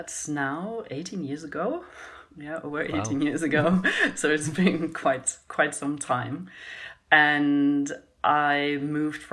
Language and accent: English; Germany; I grew up in Europe and in Germany